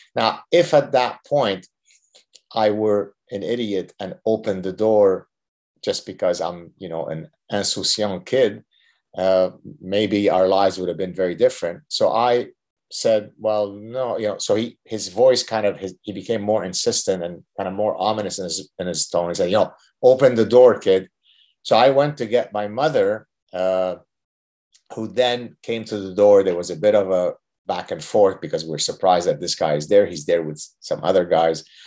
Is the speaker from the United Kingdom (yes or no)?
no; Lebanon; moved away; we were part of the last group of Lebanese Jews that had steadfastly, you know, refused to leave Lebanon